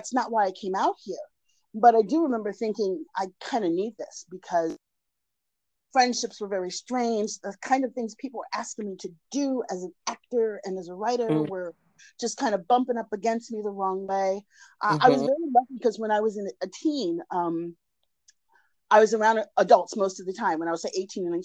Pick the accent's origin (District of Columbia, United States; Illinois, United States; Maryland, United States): District of Columbia, United States; Washington; moved away as an adult; now in Los Angeles, United States; I am originally from Washington, D.C., but I've been living in Los Angeles for almost a quarter of a century now